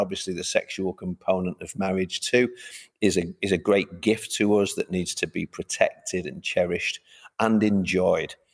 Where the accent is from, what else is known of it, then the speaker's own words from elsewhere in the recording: Manchester, North West England, United Kingdom; I'm from Manchester originally.